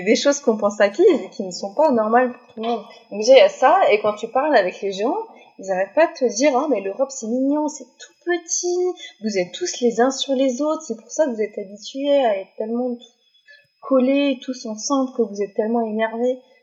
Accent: France; moved away as an adult; also born or lived in Canada / Portugal; je suis française.

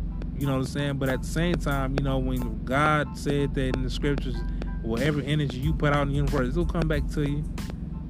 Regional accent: Milwaukee, Wisconsin, United States; moved away; I used to love to go visit my hometown in Milwaukee

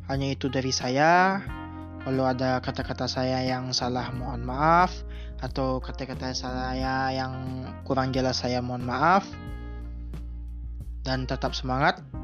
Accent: Solok, West Sumatra, Indonesia; Saya berasal dari kota Solo, Sumatera Barat.

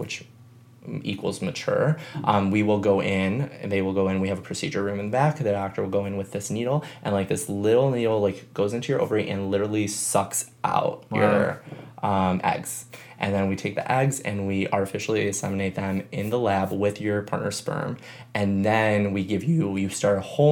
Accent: Chicago, Illinois, United States; moved away as an adult; now in San Diego, United States; I grew up in Chicago, where I knew everyone and I went to high school

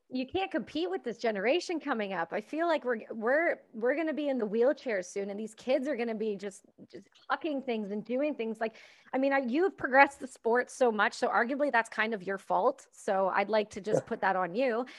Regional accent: Canada; I'm Canadian

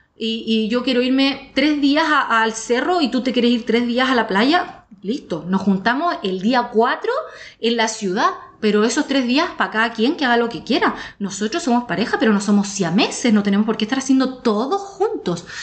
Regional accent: Chile; moved away as an adult; also born or lived in Australia; soy sudamericana y, siempre tengo miedo que me hagan algo porque nací en un lugar eh, mm, de delincuencia

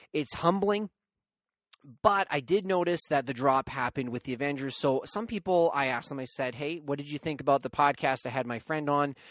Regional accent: Canada; being a Canadian myself

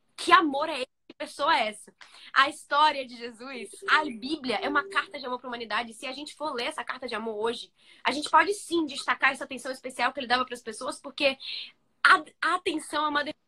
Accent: Bahia, Brazil; eu que sou da Bahia

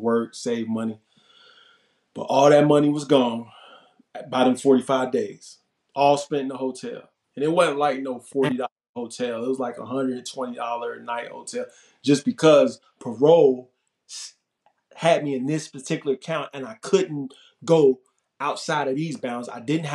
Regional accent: Chicago, Illinois, United States; My parole transferred back to my home state of Illinois so I can go back to Chicago

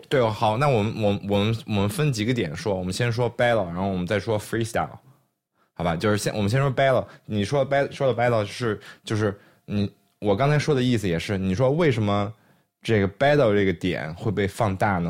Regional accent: China; 我们在中国出生、中国长大

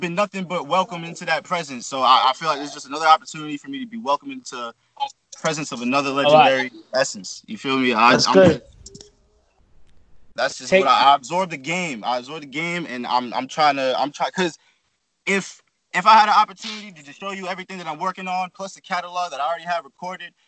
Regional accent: Shinnecock Reservation, Long Island, New York, United States; I'm from the Shinnecock Reservation. That's on Long Island, New York

